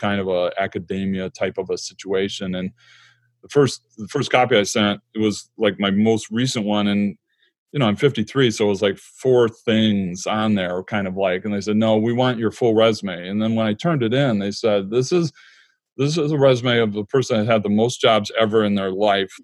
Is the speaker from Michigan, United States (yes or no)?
yes; Michigan, United States; moved away; I'm from Michigan and we're back in Michigan for the last 10 years.